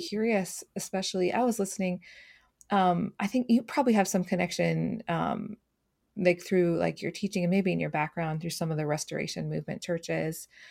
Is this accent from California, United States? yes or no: no; Twin Cities, Minnesota, United States; I grew up in the Twin Cities area.